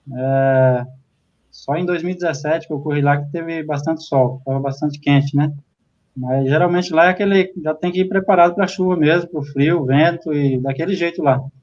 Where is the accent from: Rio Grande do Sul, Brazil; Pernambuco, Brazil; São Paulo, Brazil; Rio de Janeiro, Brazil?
Pernambuco, Brazil; Abreu e Lima; moved away; comecei em Recife, na minha terra, né? na verdade em Abreu Lima